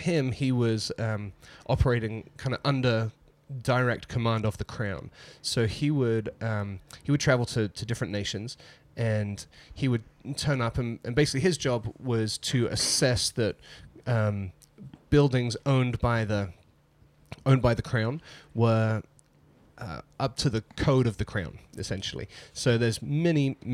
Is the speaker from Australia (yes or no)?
no; England, United Kingdom; now in United States; growing up in England